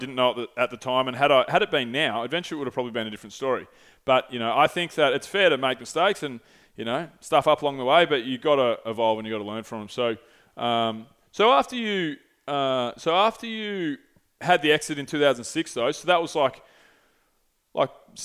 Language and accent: English; St Andrews Beach, Victoria, Australia; I grew up in St. Andrews Beach on the Moines Peninsula